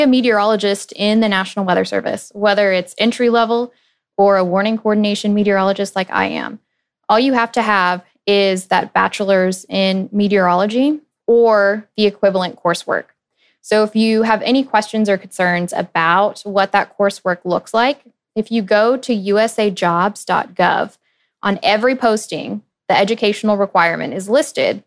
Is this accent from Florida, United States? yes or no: no; Dallas, Texas, United States; also born or lived in Lincoln, Nebraska; I grew up in Dallas